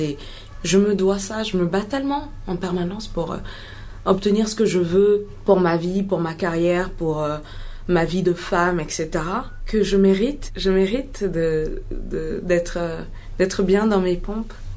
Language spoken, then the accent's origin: French; Mali; born or raised there; also born or lived in Ghana